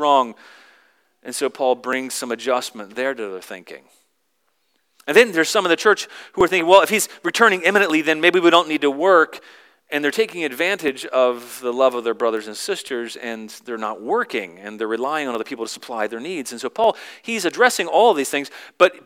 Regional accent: the South, United States; I grew up in the South, and so once my identity was as a Southerner

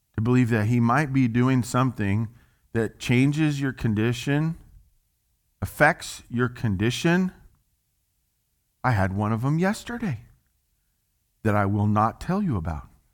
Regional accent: Little Rock, Arkansas, United States; as we would say in the South, 'cause I'm from Little Rock, Arkansas

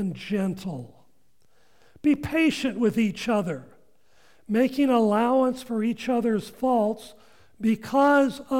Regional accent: Washington, United States; I grew up in Washington

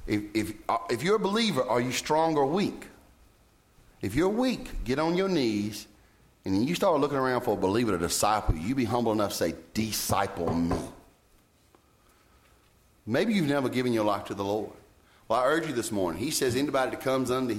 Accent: Roxboro, North Carolina, United States; I'd say Roxboro, North Carolina

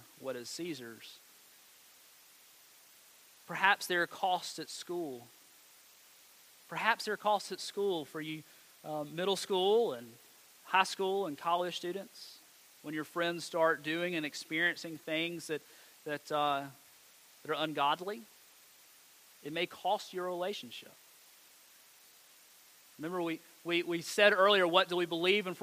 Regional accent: Montgomery County, North Carolina, United States; I grew up in Montgomery County

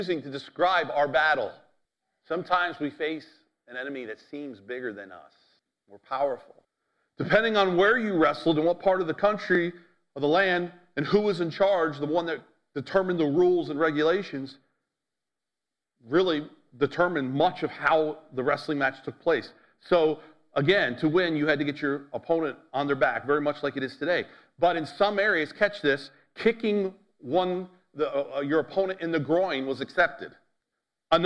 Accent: United States; as American

